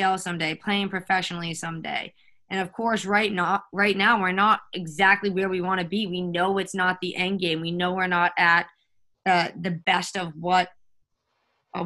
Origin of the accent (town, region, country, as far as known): Winthrop, Massachusetts, United States; born or raised there